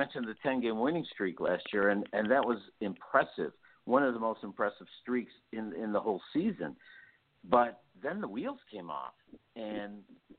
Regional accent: Chicago, Illinois, United States; moved away; I'm originally from Chicago

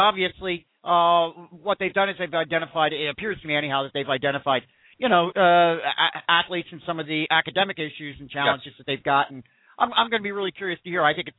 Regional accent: Philadelphia, Pennsylvania, United States; I'm from the Philadelphia area.

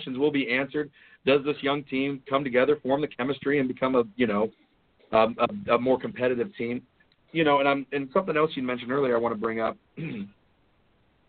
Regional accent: Ohio, United States; We're from Ohio

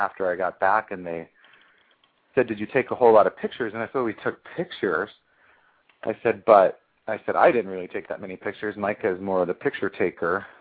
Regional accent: United States; I'm an American

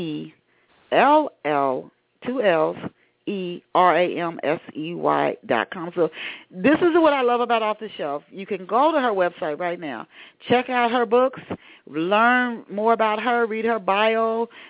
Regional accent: Tennessee, United States; also born or lived in Ohio; I was born in Ohio, but my dad moved us to Tennessee when I was 9

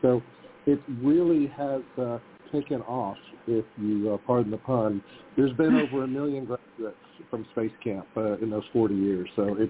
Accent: Huntsville, Alabama, United States; I'm from Huntsville, Alabama.

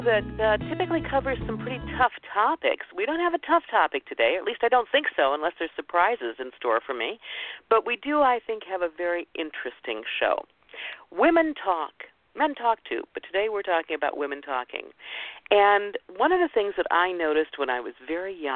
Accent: Midwest, United States; I grew up in the Midwest with an older father

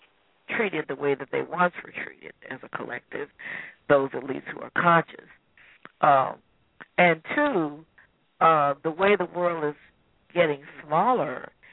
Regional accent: United States; because I'm from the United States, they're not looking at me on the basis of being an African-American woman or this or that.

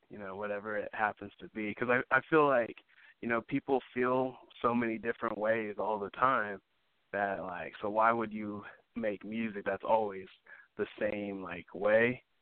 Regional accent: Los Angeles, California, United States; also born or lived in Santa Barbara / Sacramento; I was born in uh, Santa Barbara, California, and then I moved around a lot when I was little. I lived in Sacramento a little bit and Los Angeles for most of it, um, and a little bit here and there on the East Coast.

